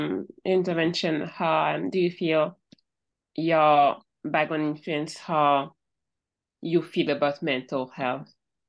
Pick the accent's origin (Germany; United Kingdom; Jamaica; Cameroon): Cameroon; I'm from Cameroon, and growing up, I didn't really talk about mental health, like ever